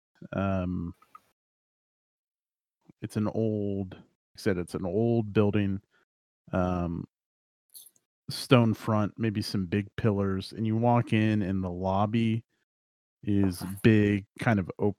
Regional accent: Kansas, United States; I'm from Kansas and have no accent

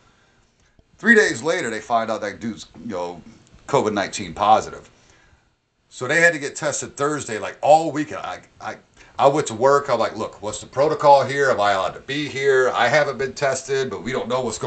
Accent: 6 hours north of New York City, United States; moved away; I'm from, like, 6 hours north of the city

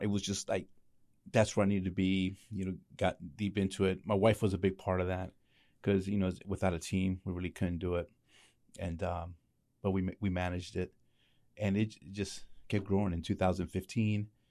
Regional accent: Lancaster, Pennsylvania, United States; also born or lived in New York; I was born in New York, but raised in, in Lancaster.

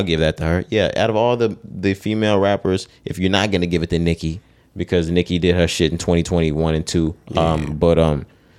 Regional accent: the South, United States; We're from South.

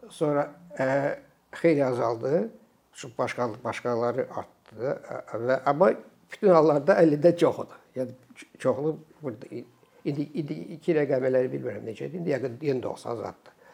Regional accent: Azerbaijan; Mən ona görə Azərbaycanlıyam.

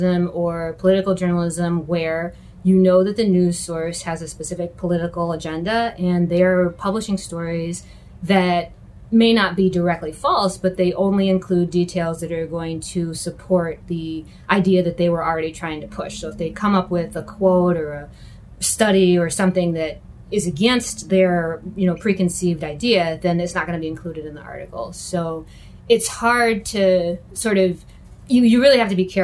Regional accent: Rochester, New York, United States; I'm from Rochester

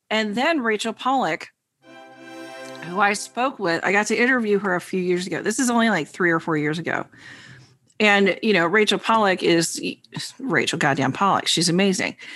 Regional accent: New York, United States; the New Yorker.

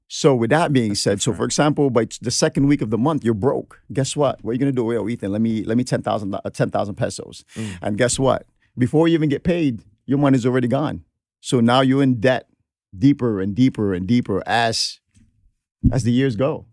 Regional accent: New York City, New York, United States; also born or lived in Philippines; I came here at the age of 13

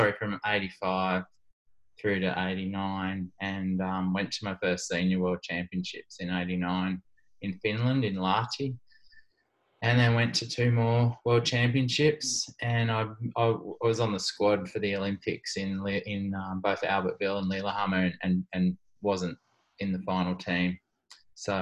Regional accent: Sydney, New South Wales, Australia; In Wirunga in Sydney

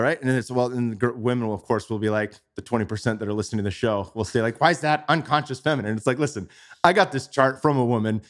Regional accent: Bay Area, California, United States; moved away as an adult; now in Austin, United States; I grew up in the Bay Area

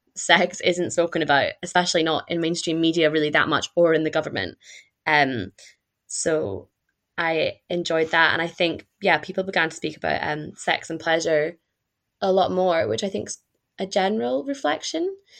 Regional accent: Perth, Scotland, United Kingdom; moved away as an adult; also born or lived in Glasgow; now in Bath, United Kingdom; I am from Scotland, uh, from a town called Perth, and I studied in Glasgow

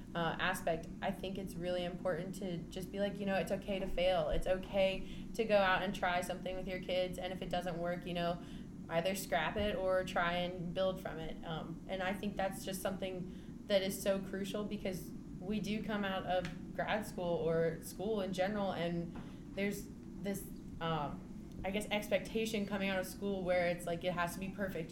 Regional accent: Scottsville, Virginia, United States; I am from Scottsville, Virginia

